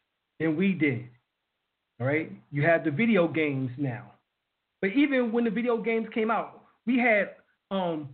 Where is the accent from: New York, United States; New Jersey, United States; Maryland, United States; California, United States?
New York, United States; New York City; I was raised in Brooklyn, New York, Harlem, New York